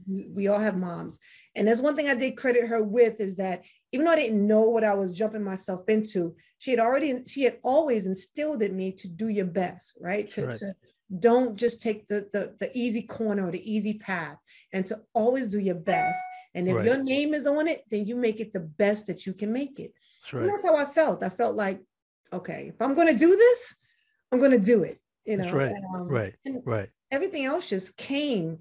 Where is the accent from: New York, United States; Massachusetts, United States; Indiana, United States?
New York, United States; New York City; moved away as an adult; I come from New York City. You know, a little bit about the background. It's just born and raised by a single mom.